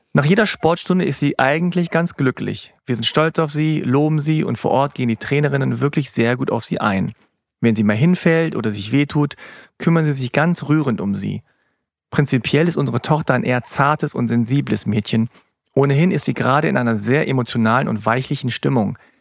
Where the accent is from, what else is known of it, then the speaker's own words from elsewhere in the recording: Hanover, Lower Saxony, Germany; ich habe koreanische Wurzeln, meine Eltern kommen aus Korea, ich bin aber in Hannover geboren.